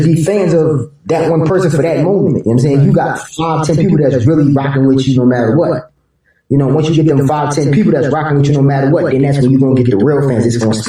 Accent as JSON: {"language": "English", "town": "Chester", "region": "Pennsylvania", "country": "United States", "said": "I'm originally from Chester, PA, so, you know, if you know about that area, then you know it's kind of here and there."}